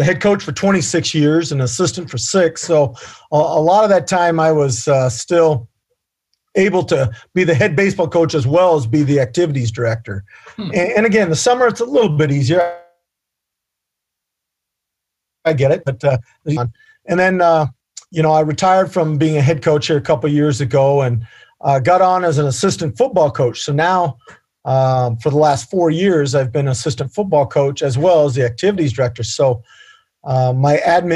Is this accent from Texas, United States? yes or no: no; Vinton, Iowa, United States; I was born and raised in Vinton, so I'm a hometown guy